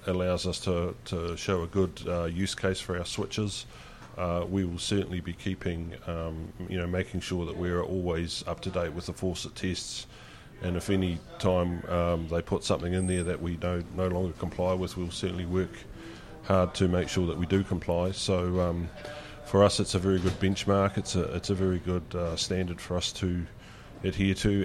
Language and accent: English; New Zealand; as a New Zealander and based in New Zealand